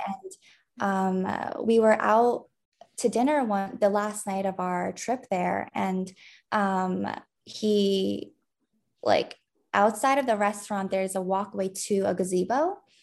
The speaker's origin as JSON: {"language": "English", "region": "New York", "country": "United States", "tie": "born or raised there", "said": "I was born and raised in New York"}